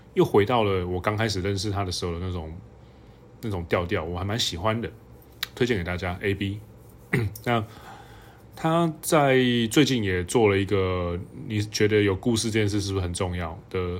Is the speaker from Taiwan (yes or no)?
yes; Hualien, Hualien County, Taiwan; 那以前我老家就在那附近